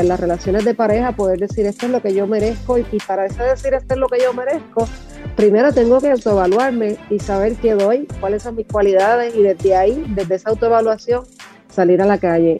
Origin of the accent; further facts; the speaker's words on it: Puerto Rico; Puerto Rico, que es mi, obviamente que, es mi tierra y que, es mi cuna